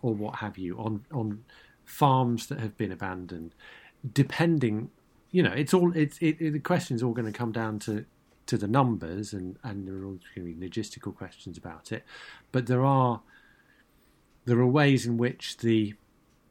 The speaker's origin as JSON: {"language": "English", "town": "Brighton", "region": "South East England", "country": "United Kingdom", "tie": "born or raised there", "said": "I'm born and brought up in Brighton"}